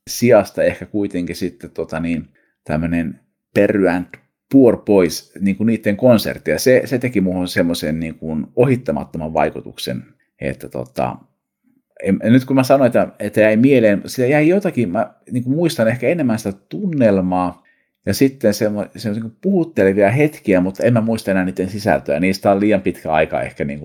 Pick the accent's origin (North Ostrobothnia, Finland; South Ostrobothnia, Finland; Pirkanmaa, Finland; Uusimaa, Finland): South Ostrobothnia, Finland; Seinäjoki; also born or lived in Kankaanpää; Olen siis syntynyt Kankaan päässä ää, vuonna 1975 kauan aikaa sitten, mutta aloitin koulut Seinäjoella.